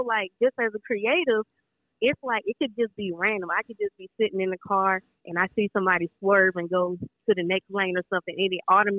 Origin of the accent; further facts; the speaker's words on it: Augusta, Georgia, United States; moved away as an adult; also born or lived in St. Paul, Minnesota; I'm originally from Augusta, Georgia, but I went to school in St. Paul, Minnesota at the McNally Smith College of Music